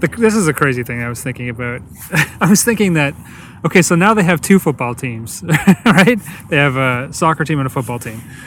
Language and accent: English; Canada; As Canadian